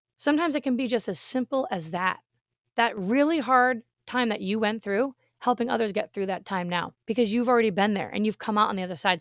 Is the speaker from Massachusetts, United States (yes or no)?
yes; Massachusetts, United States; moved away as an adult; also born or lived in Rhode Island; now in Florida, United States; I was born in Rhode Island, I grew up in Massachusetts, and I lived there for 35 years of my life